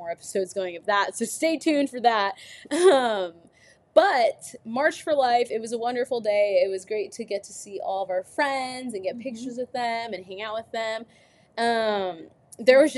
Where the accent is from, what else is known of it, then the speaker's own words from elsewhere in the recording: California, United States; We're from California